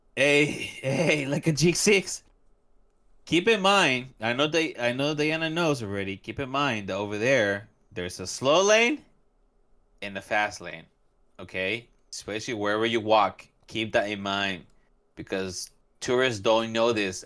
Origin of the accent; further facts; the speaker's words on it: California, United States; moved away; also born or lived in Central America; I grew up in California somewhat